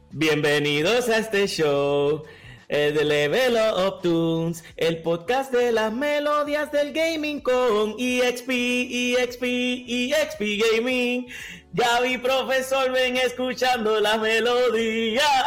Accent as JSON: {"language": "Spanish", "country": "Puerto Rico", "said": "mi tierra"}